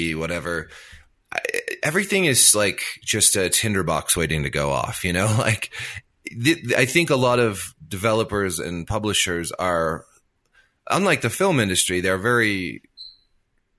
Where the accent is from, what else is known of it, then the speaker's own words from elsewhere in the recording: Montana, United States; accent: Montana; moved away; I'm from Montana. Like, I come from Montana. That's where I was born. That's where I lived for the first part of my life. My voice is a Montana accent